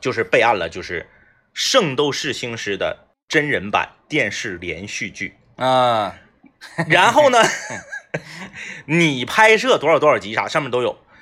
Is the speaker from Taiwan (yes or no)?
no; Changchun, Jilin, China; 我们是东北人